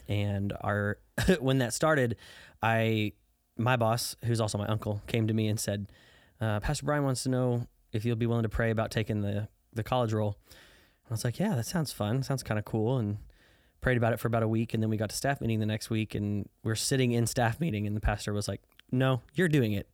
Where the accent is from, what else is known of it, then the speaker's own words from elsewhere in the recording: southern Illinois, United States; now in Dallas, United States; I grew up in southern Illinois, about seventy miles southeast of Saint Louis, Missouri.